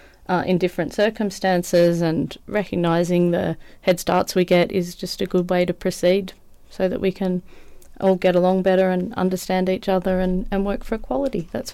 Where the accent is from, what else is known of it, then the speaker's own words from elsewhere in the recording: Australia; I mean, my experience is obviously being an Australian woman and a white woman